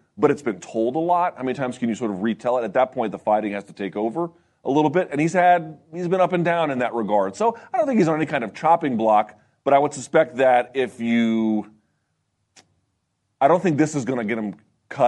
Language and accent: English; Virginia, United States; I'm from Virginia